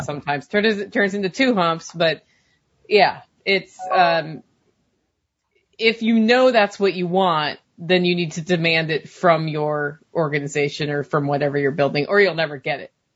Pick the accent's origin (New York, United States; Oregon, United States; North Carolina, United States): Oregon, United States; moved away; grew up in Oregon and we didn't have sales tax